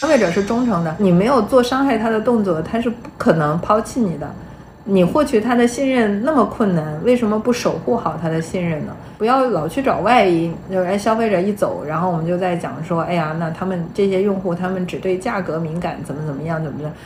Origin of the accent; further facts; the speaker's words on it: China; 我们中国人